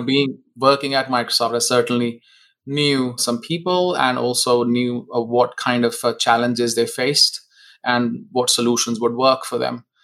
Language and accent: English; India; moved away as an adult; now in Seattle, United States; I was born in India.